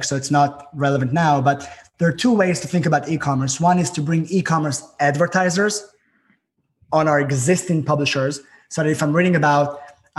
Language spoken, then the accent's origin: English; Israel; moved away; There's a lot of snow here, and I'm from Israel.